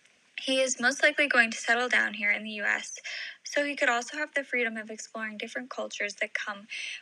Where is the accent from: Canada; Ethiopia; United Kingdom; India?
India; now in United States; I was born in India and raised there until I moved over here to the U.S. not too long ago. Growing up in India, I was always surrounded by Indian culture